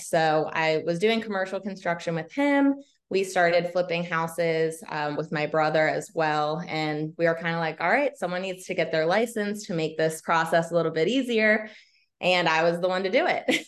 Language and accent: English; Laurel, Maryland, United States; also born or lived in North Carolina; now in Baltimore, United States; I am a Maryland native. I grew up in Laurel, Howard County.